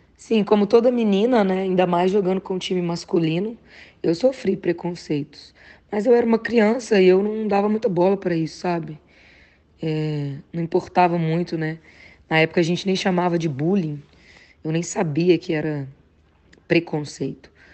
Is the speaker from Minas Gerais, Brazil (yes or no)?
yes; Patos de Minas, Minas Gerais, Brazil; Patos de Minas, né? Que é a cidade onde eu fui criada